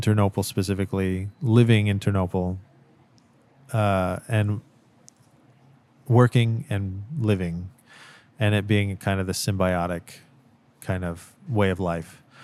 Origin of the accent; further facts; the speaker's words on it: United States; first language English; moved away as an adult; now in Ukraine; being an American